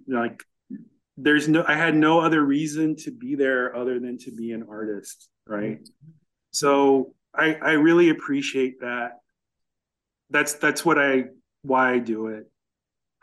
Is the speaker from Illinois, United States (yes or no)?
yes; Chicago, Illinois, United States; I grew up in Chicago, which was really segregated at the time